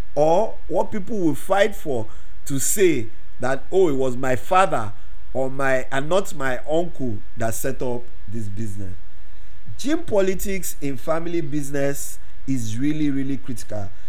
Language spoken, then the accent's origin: English; Nigeria; Growing up in Nigeria